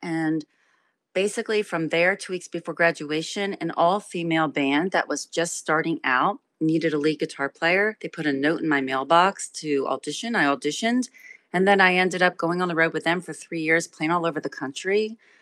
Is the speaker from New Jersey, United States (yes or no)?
yes; Trenton, New Jersey, United States; I was raised in Trenton, New Jersey